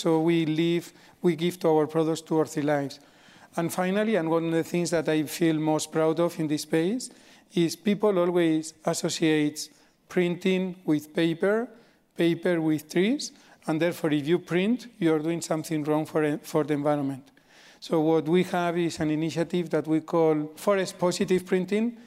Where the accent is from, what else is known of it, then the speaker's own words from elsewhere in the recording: Spain; moved away; I grew up in Spain